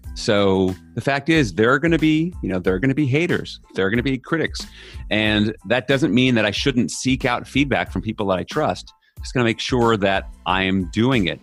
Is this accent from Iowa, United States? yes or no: no; New York, United States; I'm from New York